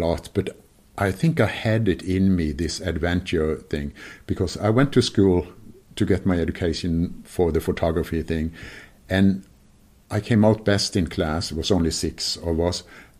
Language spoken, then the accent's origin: English; Kristiansand, Agder, Norway; moved away; at the very bottom of Norway is Kristiansand, and that's my hometown. And I still have my sister and brother living there, and yeah, that's my home.